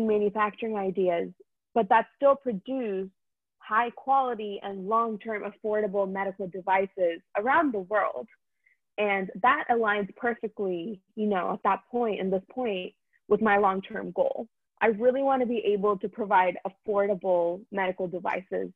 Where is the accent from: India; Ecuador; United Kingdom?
India; now in United States; I'm Indian